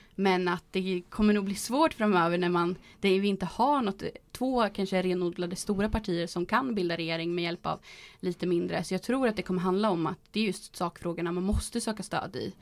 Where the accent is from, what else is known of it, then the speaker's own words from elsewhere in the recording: Boxholm, Östergötland, Sweden; jag kommer ju från Boxholm och där är det ju väldigt socialdemokratiskt